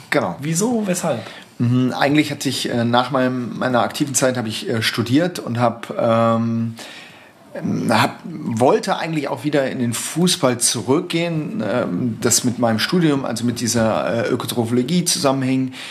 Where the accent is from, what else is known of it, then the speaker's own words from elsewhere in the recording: Saarbrücken, Saarland, Germany; moved away as an adult; zum ersten FC Saarbrücken gewechselt äh, in meiner alten Heimatstadt